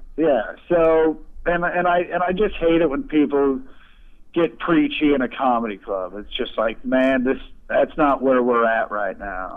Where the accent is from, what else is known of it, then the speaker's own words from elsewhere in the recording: Kansas City, United States; I grew up outside Kansas City actually, so like we grew up in the rural suburbs